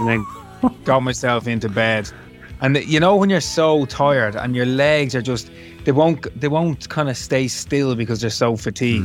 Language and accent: English; Dublin, Leinster, Ireland; it's my hometown, it's my home city